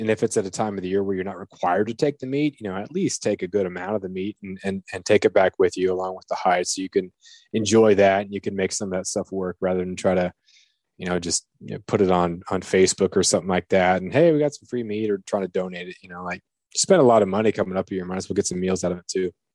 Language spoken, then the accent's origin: English; Southeast Alaska, United States; growing up in Southeast Alaska